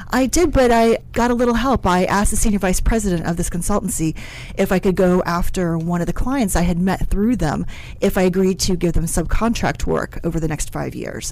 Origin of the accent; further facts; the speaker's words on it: West Virginia, United States; moved away; I'm originally from West Virginia, so over the hills and through the valley in a very small little town